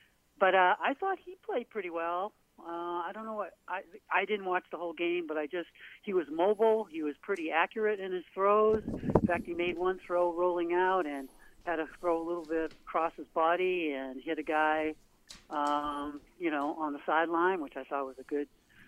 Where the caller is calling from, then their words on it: Portland, United States; from Portland.